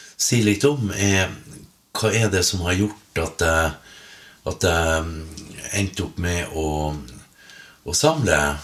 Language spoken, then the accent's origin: Norwegian; Finnmark, Norway; hjemme i Finnmark når jeg vasa rundt